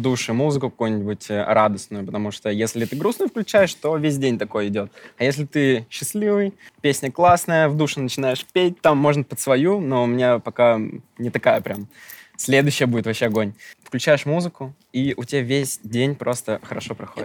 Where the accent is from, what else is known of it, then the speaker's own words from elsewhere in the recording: a village in Volgograd Oblast, Russia; moved away; Я сам из деревни, по сути, с Волгоградской области